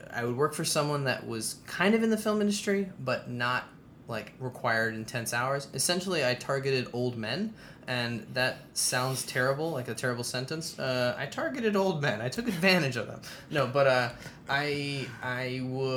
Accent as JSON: {"language": "English", "region": "Virginia", "country": "United States", "tie": "born or raised there", "moved": "as an adult", "said": "growing up in Virginia"}